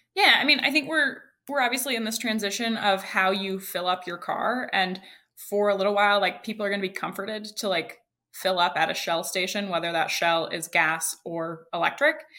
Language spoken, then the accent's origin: English; Idaho, United States; now in California, United States; I live in California, but I'm originally from Idaho